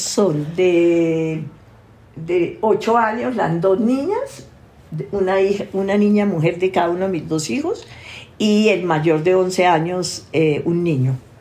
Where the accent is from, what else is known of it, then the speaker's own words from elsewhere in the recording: Tolima, Colombia; soy tolimense, enraizada con santanderiano y paisa